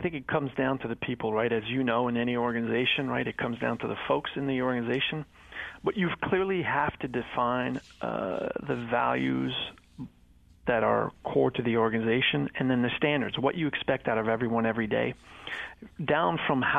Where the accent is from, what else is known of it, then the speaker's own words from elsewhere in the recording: Montreal, Quebec, Canada; French-Canadian. Yeah, {S2} French-Canadian. {S3} I grew up in Montreal.